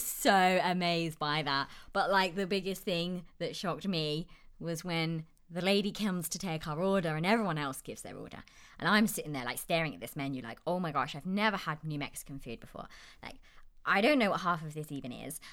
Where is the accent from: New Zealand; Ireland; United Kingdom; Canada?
United Kingdom; accent: British; moved away as an adult; now in Albuquerque, United States; someone from the U K